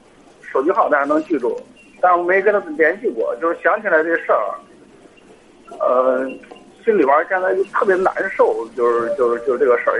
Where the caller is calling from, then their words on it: Hebei, China; 河北啊，我是河北的一个听众。